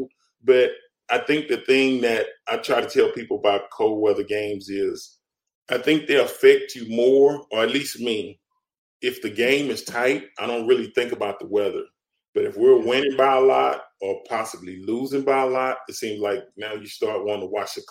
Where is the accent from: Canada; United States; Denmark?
United States; Dallas, Texas; now in Houston, United States; I grew up in Dallas